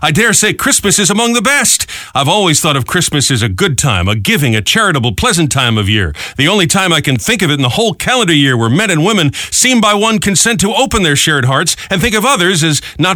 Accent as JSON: {"language": "English", "town": "Providence", "region": "Rhode Island", "country": "United States", "tie": "born or raised there", "moved": "yes", "said": "I grew up in Providence"}